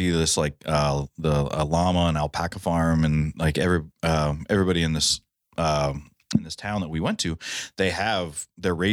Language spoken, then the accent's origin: English; Ohio, United States